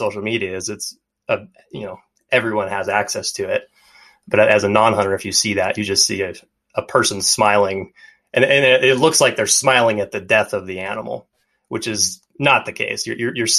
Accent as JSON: {"language": "English", "region": "Montana", "country": "United States", "tie": "born or raised there", "said": "growing up in Montana"}